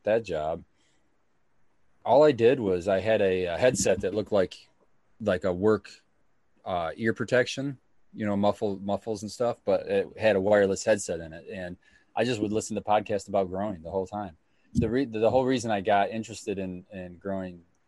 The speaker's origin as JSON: {"language": "English", "town": "Stockbridge", "region": "Michigan", "country": "United States", "tie": "born or raised there", "also_born_or_lived": "Howell, Michigan / San Antonio, Texas", "said": "I was born in Howell, Michigan, and I lived there my early life, and then moved to Stockbridge when I was really young, and that's where I went through all my school"}